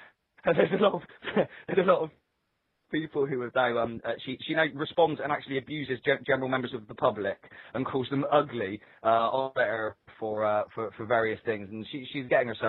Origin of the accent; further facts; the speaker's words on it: the South, United States; I'm from the South, and I want cake.